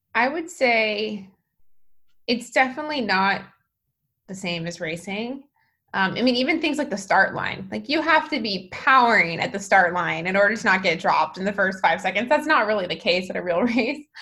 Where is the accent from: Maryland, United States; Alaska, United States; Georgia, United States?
Alaska, United States; also born or lived in San Francisco; now in Menlo Park, United States; I'm from Alaska